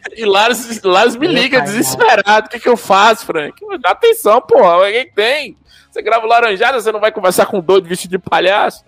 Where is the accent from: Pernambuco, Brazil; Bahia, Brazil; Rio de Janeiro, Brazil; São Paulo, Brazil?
Bahia, Brazil; Eu sou baiano